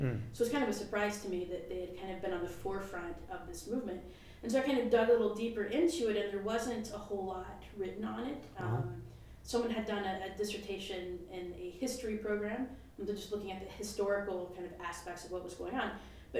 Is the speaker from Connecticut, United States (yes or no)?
no; Alabama, United States; moved away; I grew up in the South, which is part of the reason why I went to Spring Hill, and I grew up as a Catholic in the South.